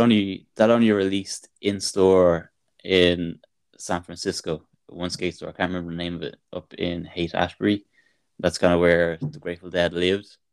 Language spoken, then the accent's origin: English; Ireland; being Irish